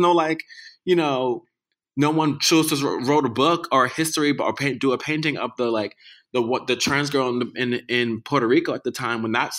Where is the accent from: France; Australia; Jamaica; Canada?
Jamaica; but I'm Jamaican. Like, you raised me as a Jamaican kid, you know, like I'm eating the same food as you.